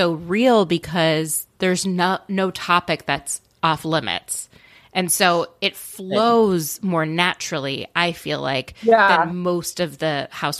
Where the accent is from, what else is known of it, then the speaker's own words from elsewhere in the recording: Canada; I'm from Canada.